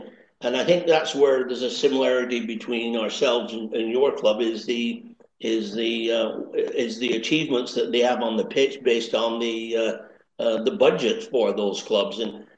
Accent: Accrington, North West England, United Kingdom; accent: Lancashire crossover Canadian; Well, I was born and raised in Accrington. In fact, actually, the first street I lived on was Stanley Street.

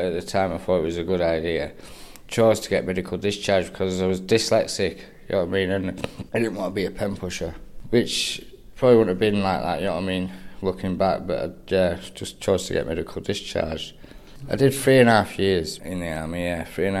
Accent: Lancaster, North West England, United Kingdom; I'm from Lancaster, born and bred.

